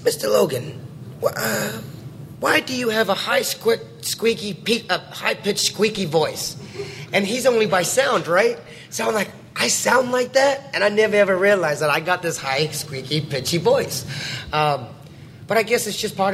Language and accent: English; New Zealand; I grew up in New Zealand, so I'm a New Zealander.